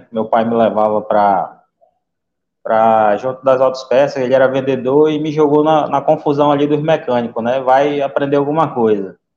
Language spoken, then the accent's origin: Portuguese; Manaus, Amazonas, Brazil; sou de Manaus, Amazonas.